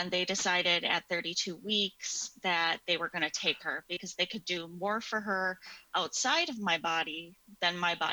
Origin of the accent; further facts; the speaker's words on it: a suburb of Milwaukee, Wisconsin, United States; I am from the States, a suburb of Milwaukee, Wisconsin.